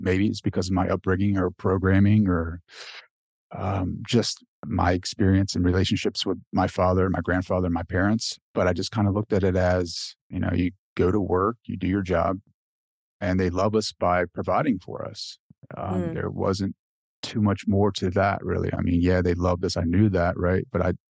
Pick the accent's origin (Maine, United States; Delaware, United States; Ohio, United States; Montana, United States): Delaware, United States; Like I grew up in Delaware, and for those public school kids, like the school bus rides are like a whole different animal.